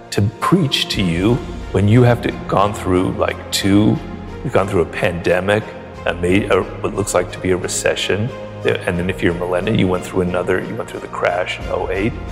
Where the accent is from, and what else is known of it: Ireland